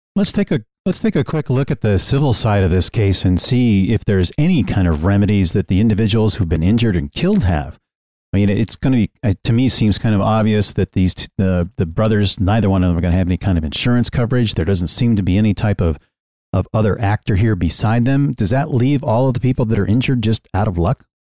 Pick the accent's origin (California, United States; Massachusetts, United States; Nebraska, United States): Massachusetts, United States; Worcester; I, I was born in Worcester, and it, and it holds a, a dear place in my heart.